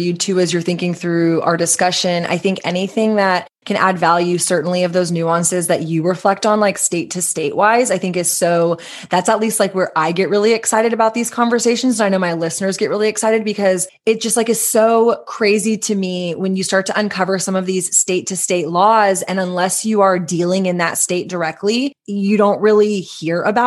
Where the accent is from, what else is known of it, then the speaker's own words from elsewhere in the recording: Texas, United States; as a Texan